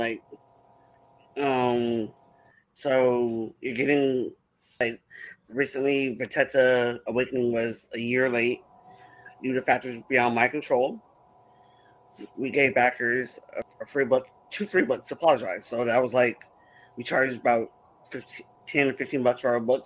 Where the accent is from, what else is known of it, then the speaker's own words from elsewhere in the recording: San Diego, California, United States; I'm a writer from San Diego, California